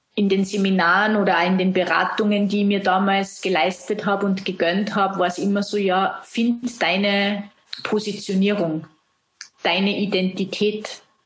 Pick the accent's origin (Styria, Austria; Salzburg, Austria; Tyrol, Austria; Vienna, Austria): Salzburg, Austria; du hörst es an dem Dialekt. Ich komme aus Österreich, aus Salzburg.